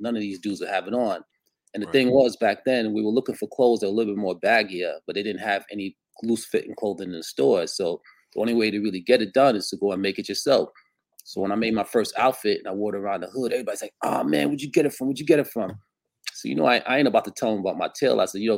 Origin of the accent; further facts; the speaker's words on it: New York City, New York, United States; also born or lived in Costa Rica; it's actually was Brooklyn that we grew up